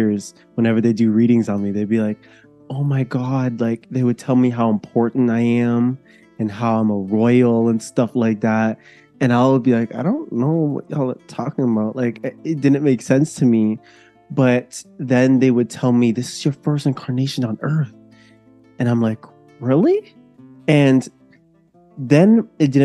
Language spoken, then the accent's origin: English; near Toronto, Ontario, Canada; I am coming from Canada. I live near Toronto. My family is from Jamaica and I was born here actually. So I've been here my whole life